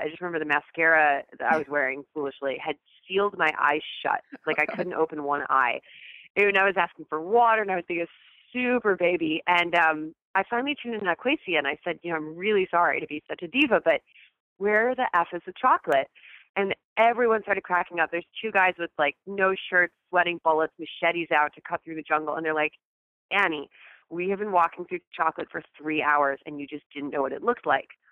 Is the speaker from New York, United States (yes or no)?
yes; New York, United States; I am a New Yorker